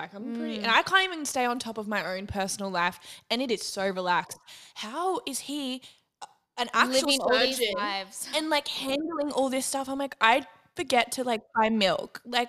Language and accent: English; Australia; We're Australian.